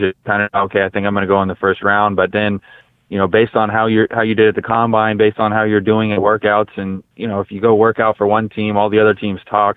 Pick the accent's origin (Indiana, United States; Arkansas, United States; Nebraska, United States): Indiana, United States; Brownsburg; I grew up obviously in Brownsburg, which is which is close to Butler